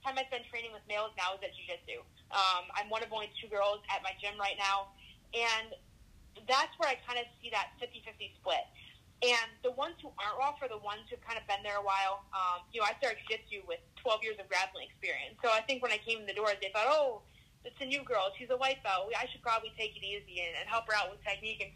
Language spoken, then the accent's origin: English; Michigan, United States; moved away; I'm from Michigan originally